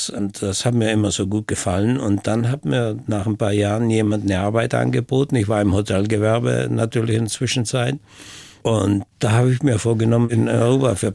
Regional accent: Brixen, Trentino-Alto Adige, Italy; Ich bin in Brixen in Südtirol aufgewachsen. Und in der Gegend gab es eine Brücke und die wurde dann von den Amerikanern natürlich zerstört. Und die ganze Stadt war zerstört.

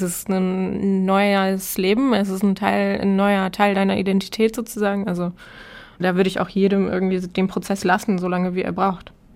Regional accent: Hamburg, Germany; meine Heimatstadt Hamburg

